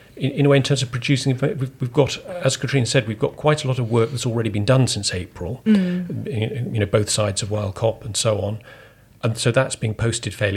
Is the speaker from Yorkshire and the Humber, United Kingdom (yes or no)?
no; Shrewsbury, West Midlands, United Kingdom; I regard Shrewsbury very much as my hometown.